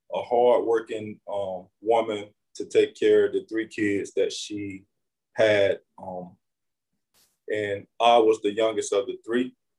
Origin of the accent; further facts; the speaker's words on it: Winter Haven, Florida, United States; I'm from Winter Haven, Florida. Um, I was born and raised right here in the same community